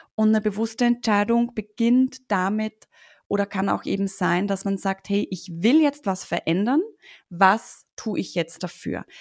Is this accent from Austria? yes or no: yes; Austria; Ich sitze ja hier in Österreich übrigens